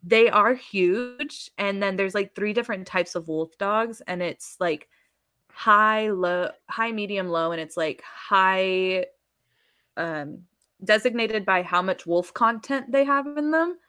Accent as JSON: {"language": "English", "town": "San Antonio", "region": "Texas", "country": "United States", "said": "I said I was from Texas"}